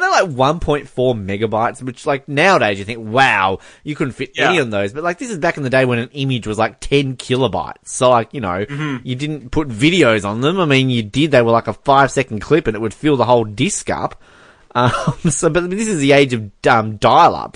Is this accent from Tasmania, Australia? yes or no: yes; Hobart, Tasmania, Australia; where I grew up in Hobart.